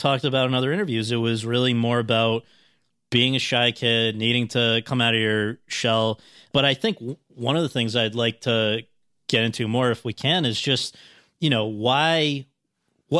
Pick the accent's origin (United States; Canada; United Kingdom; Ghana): United States; Woodbridge, Connecticut; I'm from New Haven, suburb called Woodbridge